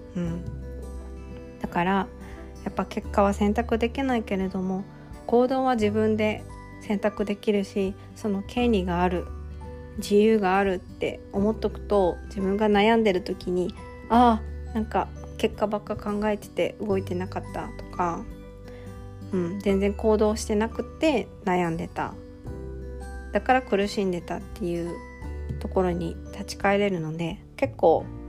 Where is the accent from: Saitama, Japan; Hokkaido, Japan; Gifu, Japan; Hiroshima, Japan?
Gifu, Japan; Toki; 私の地元、今住んでる岐阜県の土岐市は結構田舎なので